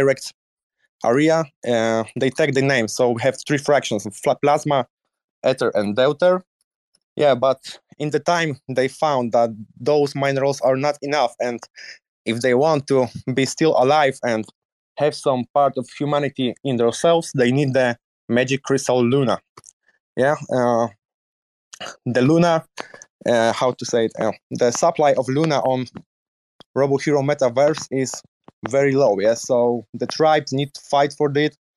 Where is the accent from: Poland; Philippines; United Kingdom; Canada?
Poland; English is a second language; also born or lived in Netherlands; I'm 28 years old, entrepreneur from Poland